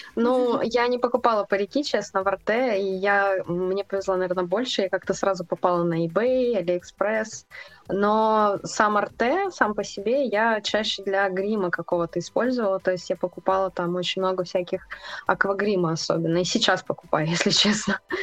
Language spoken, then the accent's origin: Russian; Ukraine; moved away as an adult; now in Russia; я вообще не из России, если что. я переехала Ой, из Украины.